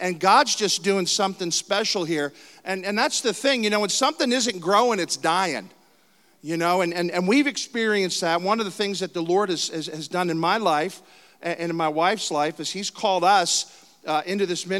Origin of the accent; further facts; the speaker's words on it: Philadelphia, Pennsylvania, United States; moved away; I'm from Philadelphia, Pennsylvania. Lived most of my life there.